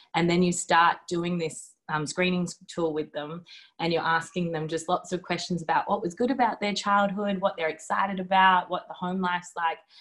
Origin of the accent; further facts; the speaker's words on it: Melbourne, Victoria, Australia; moved away as an adult; now in Derby, Australia; I grew up in Melbourne and I did most of my training as a doctor down there